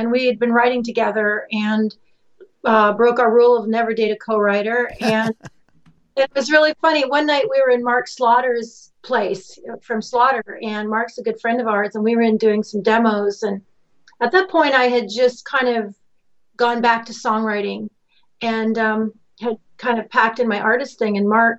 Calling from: Ontario, Canada; I'm calling from Lake Erie on the Ontario, Canada side tonight, so it's really good to be here.

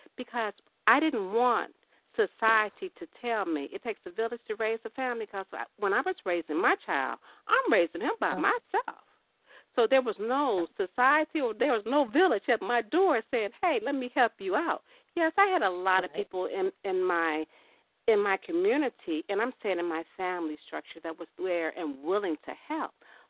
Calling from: Chicago, Illinois, United States; calling from Chicago.

